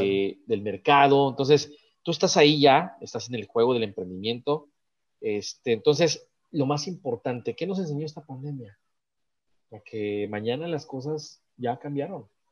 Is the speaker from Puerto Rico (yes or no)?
no; Guadalajara, Jalisco, Mexico; moved away; Guadalajara, Jalisco, que es mi tierra